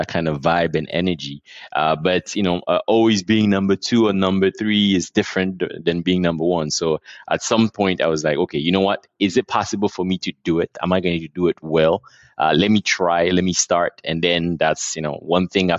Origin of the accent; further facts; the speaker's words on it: Abidjan, Côte d’Ivoire; We're based here. I was born and raised here, and I live here with my family.